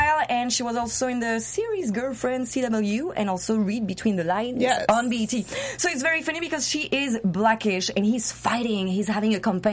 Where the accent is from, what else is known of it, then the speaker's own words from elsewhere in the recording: Paris, Île-de-France, France; now in Los Angeles, United States; I'm your fashionista from Paris, based